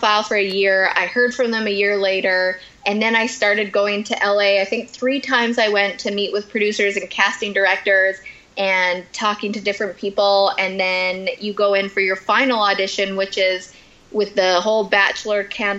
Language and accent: English; Canada; I'm Canadian